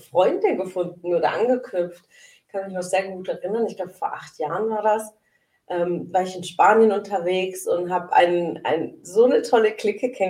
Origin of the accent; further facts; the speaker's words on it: Sindelfingen, Baden-Württemberg, Germany; ähm, ich bin ja gebürtig aus Sindelfingen und äh, aufgewachsen in Sindelfingen.